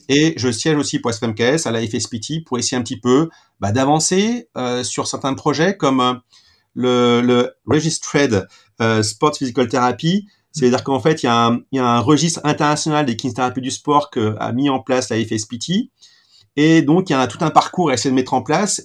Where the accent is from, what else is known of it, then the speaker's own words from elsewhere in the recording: Saint-Étienne, Auvergne-Rhône-Alpes, France; pur stéphanois, comme certains le, le, savent déjà. Donc, j'ai fait euh, ma scolarité à Saint-Étienne